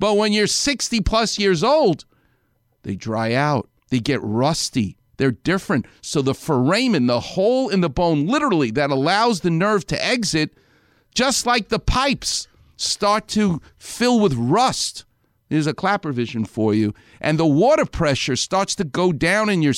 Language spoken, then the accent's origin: English; New York, United States; now in Los Angeles, United States; I'm a New Yorker